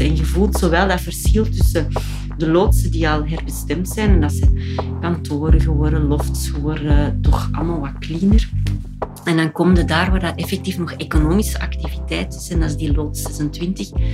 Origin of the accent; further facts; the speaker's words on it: Ghent, Flanders, Belgium; wij als Gentenaar